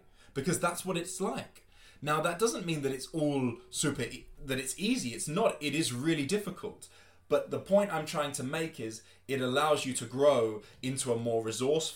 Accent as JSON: {"language": "English", "region": "London", "country": "United Kingdom", "tie": "born or raised there", "also_born_or_lived": "Spain", "moved": "as an adult", "lives_now": "Germany", "said": "I am from London, England. I was born and raised there"}